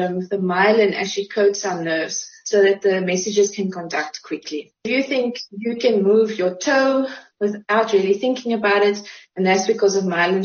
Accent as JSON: {"language": "English", "town": "Uitenhage", "region": "Eastern Cape", "country": "South Africa", "tie": "born or raised there", "also_born_or_lived": "Graaff-Reinet", "lives_now": "Port Elizabeth, South Africa", "said": "I moved over to Uitenhage when I was about 3. So I grew up in Uitenhage"}